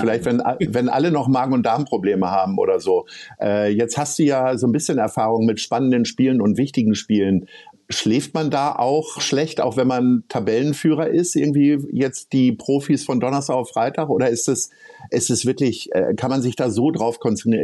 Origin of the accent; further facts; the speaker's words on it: Hanover, Lower Saxony, Germany; ich bin gebürtiger Hannoveraner